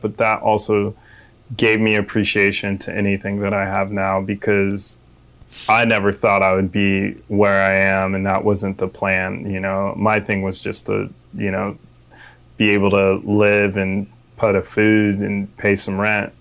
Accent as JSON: {"language": "English", "town": "Manitou Springs", "region": "Colorado", "country": "United States", "tie": "born or raised there", "moved": "as an adult", "lives_now": "California, United States", "said": "I'm raised in a small town called Manitou Springs"}